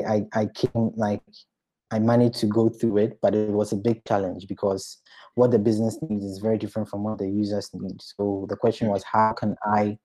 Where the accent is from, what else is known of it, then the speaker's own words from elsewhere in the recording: Ghana; moved away; I come from Ghana